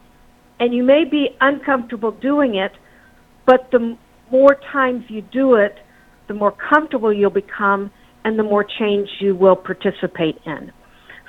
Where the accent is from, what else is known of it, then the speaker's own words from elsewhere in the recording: the South, United States; moved away; also born or lived in the Midwest; I grew up in the South in the 60s, and my family talked about race all the time